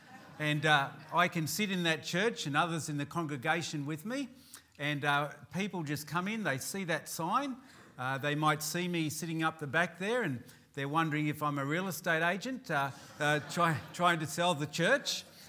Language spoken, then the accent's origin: English; Newcastle, New South Wales, Australia; I come from Newcastle in New South Wales, and I'm a pastor of the Baptist Tabernacle there.